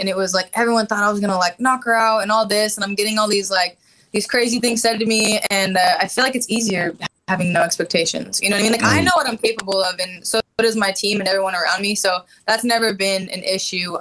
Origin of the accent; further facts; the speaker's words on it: Honda Center area, California, United States; I'm in my hometown